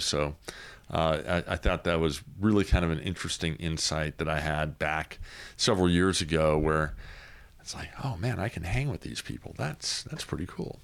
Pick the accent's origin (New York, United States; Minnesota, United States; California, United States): California, United States; Southern; moved away as an adult; also born or lived in Sacramento, California; now in Cameron Park, United States; I grew up in Southern California and, uh, came to, uh, Sacramento